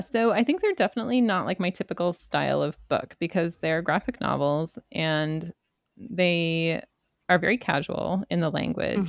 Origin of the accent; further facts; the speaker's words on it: Canada; my Canadian upbringing